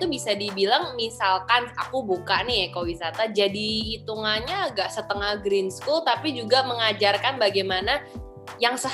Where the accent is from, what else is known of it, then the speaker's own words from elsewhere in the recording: Jakarta, Indonesia; kalau sebagai orang Jakarta merasa seperti itu.